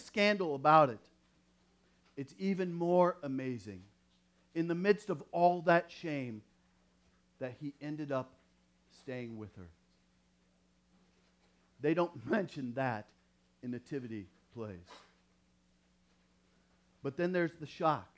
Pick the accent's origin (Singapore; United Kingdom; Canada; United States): United States; Iowa; growing up in Iowa